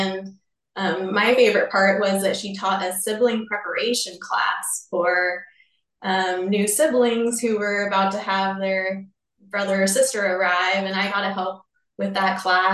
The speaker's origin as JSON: {"language": "English", "area": "Bay Area", "region": "California", "country": "United States", "tie": "born or raised there", "moved": "as an adult", "lives_now": "Oregon, United States", "said": "I grew up in California, the Bay Area of California"}